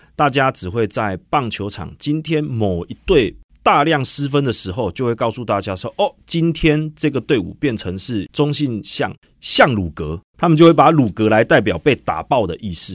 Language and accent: Chinese; Tainan, Taiwan; moved away as an adult; also born or lived in Hsinchu; 我是二零零五年加入大陆格集团，我是台南人，来自台南的一个年轻小伙子